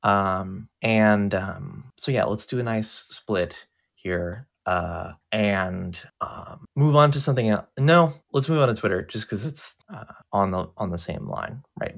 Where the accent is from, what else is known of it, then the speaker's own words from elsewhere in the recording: United States; I, I'm an American and I've never been outside the country